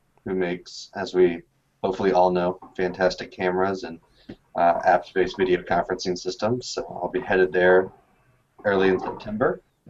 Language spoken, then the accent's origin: English; Tampa, Florida, United States; now in Minnesota, United States; my hometown, Tampa Bay Bucks